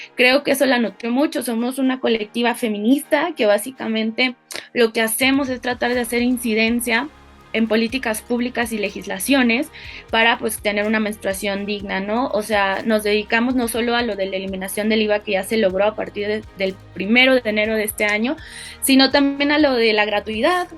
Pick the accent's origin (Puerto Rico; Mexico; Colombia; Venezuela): Mexico; Guadalajara, Jalisco; moved away as an adult; now in Mexico City, Mexico; nací en Guadalajara, Jalisco, en México